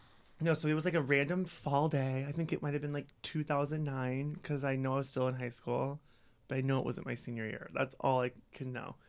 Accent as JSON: {"language": "English", "town": "Holstein", "region": "Iowa", "country": "United States", "tie": "born or raised there", "moved": "yes", "lives_now": "Chicago, United States", "said": "I grew up in a little town in Iowa called Holstein."}